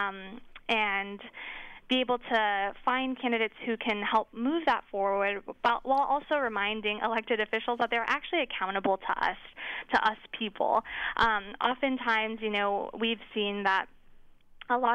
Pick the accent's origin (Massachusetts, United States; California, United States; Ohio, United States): California, United States; Richmond; I grew up in Richmond, California, like you shared, and my parents are actually Mian refugees